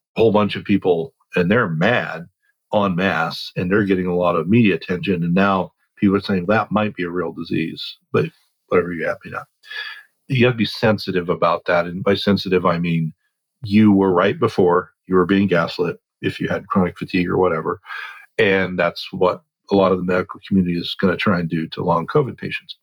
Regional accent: Oregon, United States; I grew up in Oregon

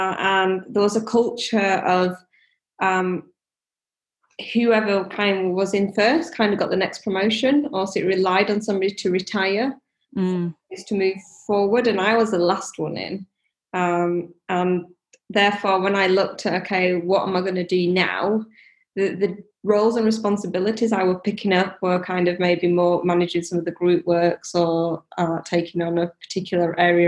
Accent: India; moved away; So my parents have shops. I came over from India. My dad can't read or write

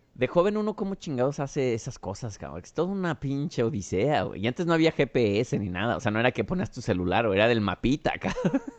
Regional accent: Mexico; also born or lived in Chicago

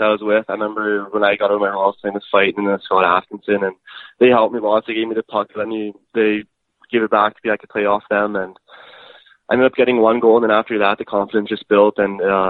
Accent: Edmonton, Alberta, Canada; Born and raised in Edmonton, Alberta.

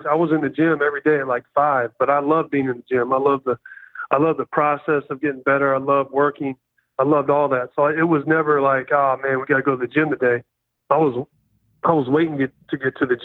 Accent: Poplar Bluff, Missouri, United States; moved away; That's where I got all my values, is growing up in that small town

